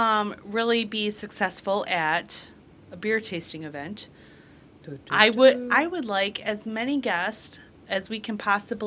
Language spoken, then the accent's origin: English; Romulus, Michigan, United States; I sound like a Valley Girl, and I'm totally not. I come from Romulus. I should not sound like a Valley Girl.